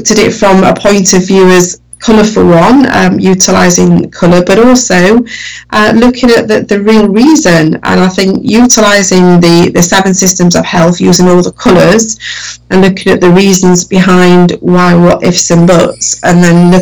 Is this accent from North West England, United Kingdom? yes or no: no; Sheffield, Yorkshire and the Humber, United Kingdom; accent: northern; I grew up in Sheffield, which is like a northern part of the UK. So my accent is very northern.